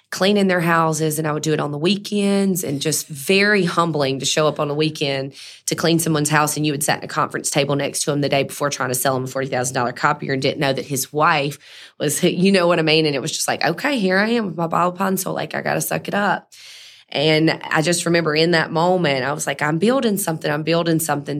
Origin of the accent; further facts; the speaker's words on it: Mississippi, United States; I'm from Mississippi, so that's really where the diva brand started.